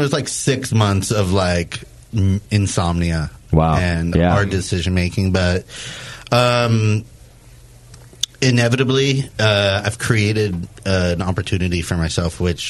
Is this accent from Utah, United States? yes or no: no; Long Beach, California, United States; I'm from Long Beach